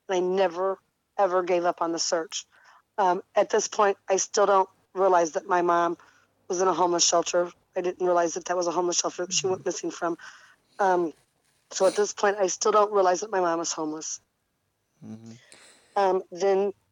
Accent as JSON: {"language": "English", "area": "about 10 minutes from Granite City", "region": "Illinois", "country": "United States", "tie": "born or raised there", "said": "Granite City, Illinois, which is about 10 minutes from my hometown"}